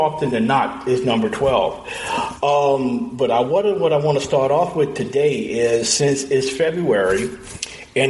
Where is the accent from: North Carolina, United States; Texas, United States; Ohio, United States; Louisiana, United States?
Louisiana, United States; my home state of Louisiana